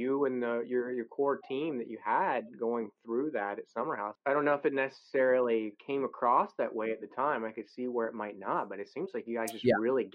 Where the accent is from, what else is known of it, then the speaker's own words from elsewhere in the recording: the South, United States; moved away as an adult; I grew up in the South